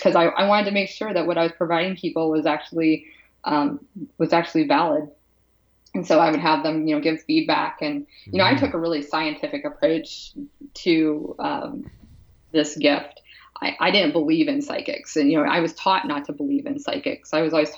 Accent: Pennsylvania, United States; moved away as an adult; also born or lived in California / Seattle; I'm from the East Coast. I'm from Pennsylvania

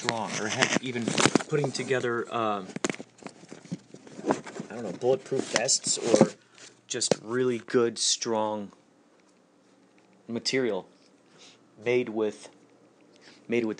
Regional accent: Carol Stream, Illinois, United States; they were in the creek all the time growing up in Carroll Stream near that creek

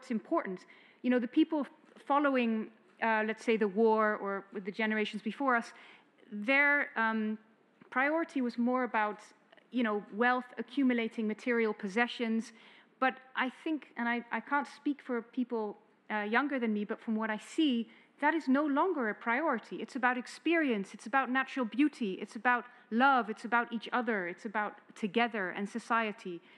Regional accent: Netherlands; I'm from the Netherlands

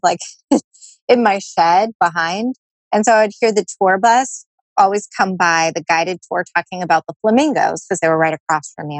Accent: San Diego, California, United States; I'm from San Diego

